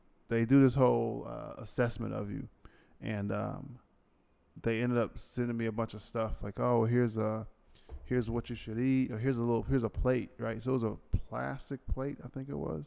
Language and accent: English; United States; Me being American